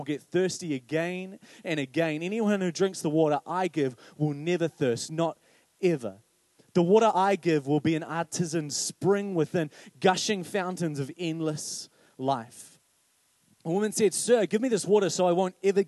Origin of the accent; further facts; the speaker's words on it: Paraparaumu, Wellington, New Zealand; I grew up in Paraparaumu